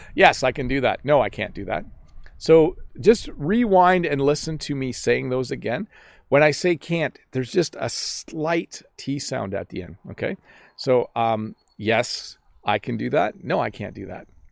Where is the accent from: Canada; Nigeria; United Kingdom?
Canada; accent: Canadian; I have a Canadian accent